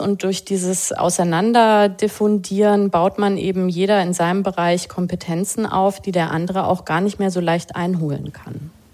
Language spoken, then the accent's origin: German; West Germany, Germany; wir sind beide in Westdeutschland groß geworden